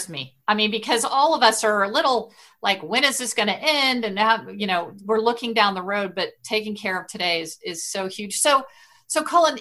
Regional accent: Washington, District of Columbia, United States; I grew up in Washington, D.C.

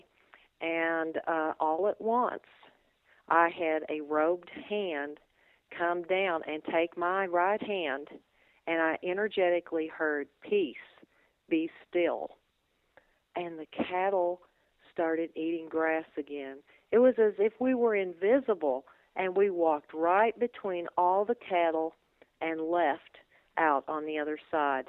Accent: Kentucky, United States; I grew up in Kentucky.

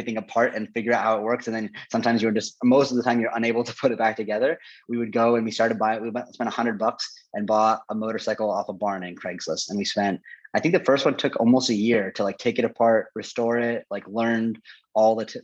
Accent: Portland, Oregon, United States; also born or lived in Gainesville, Florida; the majority of my formative life before college, all in Portland, Oregon. So grew up there. I associate Portland with like my hometown

